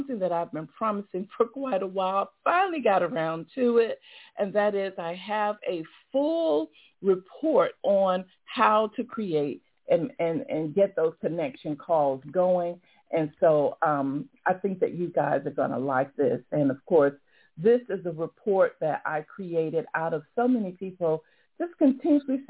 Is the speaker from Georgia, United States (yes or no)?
yes; Atlanta, Georgia, United States; here in my hometown, Atlanta